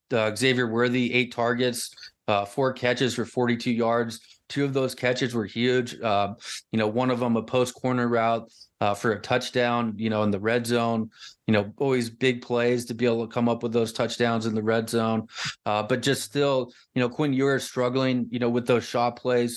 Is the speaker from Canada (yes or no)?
no; Lafayette, Indiana, United States; moved away; West Lafayette where I grew up in Lafayette.